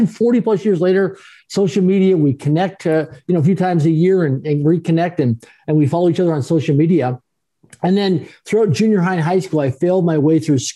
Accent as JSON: {"language": "English", "town": "Swift Current", "region": "Saskatchewan", "country": "Canada", "tie": "born or raised there", "moved": "yes", "lives_now": "Vancouver, Canada", "said": "grew up in Swift Current, Saskatchewan, Canada, Speedy Creek, right on the Trans-Canada Highway"}